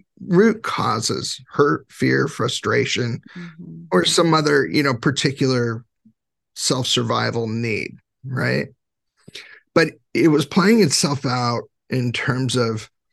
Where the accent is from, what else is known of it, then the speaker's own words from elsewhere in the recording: California, United States; I grew up in California